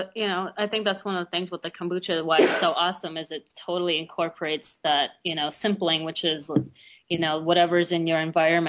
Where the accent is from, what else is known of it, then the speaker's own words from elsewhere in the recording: Russia; born there; I was born in Russia, and that was, you know, what you drank because you didn't have soda or anything else.